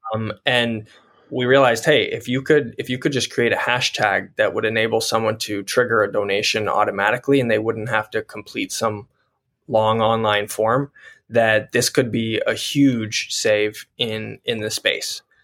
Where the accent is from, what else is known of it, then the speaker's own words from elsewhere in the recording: Colorado, United States; I grew up in Colorado as a studio artist